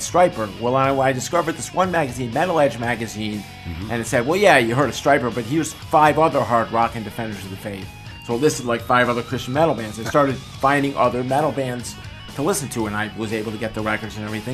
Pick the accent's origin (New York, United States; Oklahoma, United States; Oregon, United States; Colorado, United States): New York, United States; DeWitt; moved away as an adult; now in Long Island, United States; I'm originally from the Syracuse area, a place called DeWitt, New York, which is a suburb of Syracuse